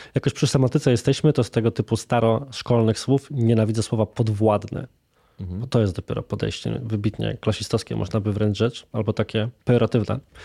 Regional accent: Włocławek, Kuyavian-Pomeranian Voivodeship, Poland; Ja sam jestem osobą z Włocławka, więc z mniejszej miejscowości

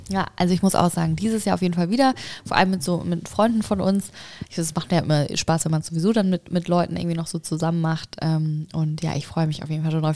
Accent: Hamburg, Germany; in der Leisthalle hier bei uns in Hamburg

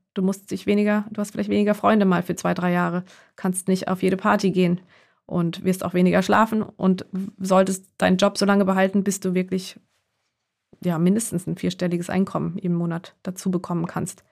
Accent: Heidelberg, Baden-Württemberg, Germany; born or raised there

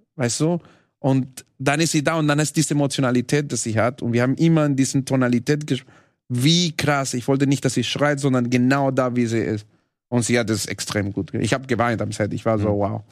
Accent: Venezuela; German is a second language; moved away; Ich komme aus Venezuela

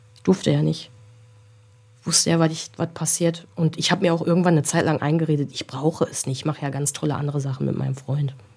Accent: Wesel, North Rhine-Westphalia, Germany; bei uns in Wesel

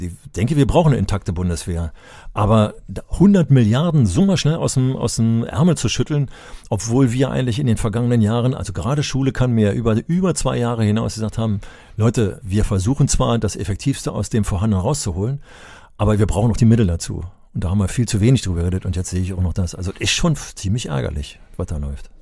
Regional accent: Berlin, Germany; ich bin ja in Berlin aufgewachsen

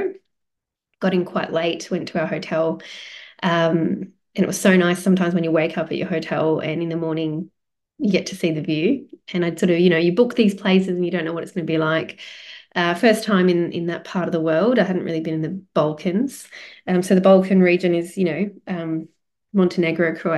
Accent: Australia; I am Australian.

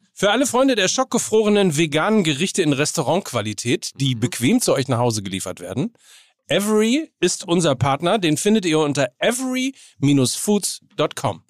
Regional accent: Hamburg, Germany; als Hamburger

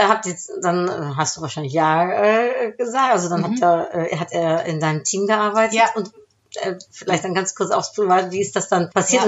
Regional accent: Netherlands; German is a second language; moved away; als Holländerin

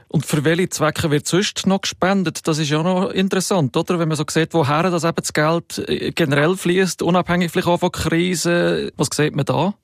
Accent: Switzerland; bei uns

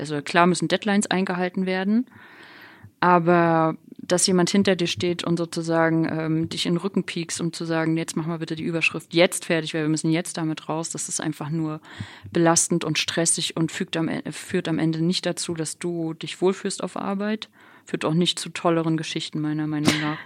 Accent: Rostock, Mecklenburg-Vorpommern, Germany; moved away; ich bin halt in Rostock aufgewachsen, war Oss, bin Ossi

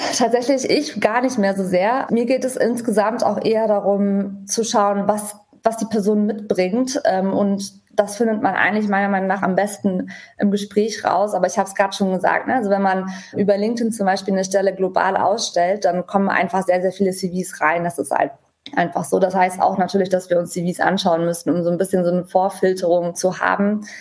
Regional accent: Germany; für uns als Deutsche

